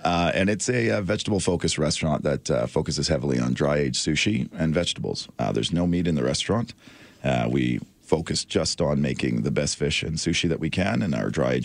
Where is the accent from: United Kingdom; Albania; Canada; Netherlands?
Canada; Calgary, Alberta; being an Albertan and a Canadian, but also specifically from Calgary